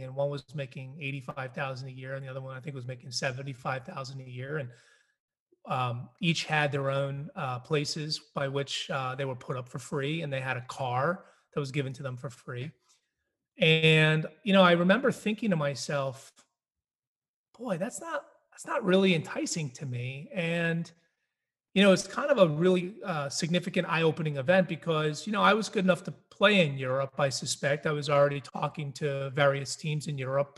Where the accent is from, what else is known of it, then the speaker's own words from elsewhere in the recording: New Hampshire, United States; I grew up in New Hampshire and I was raised there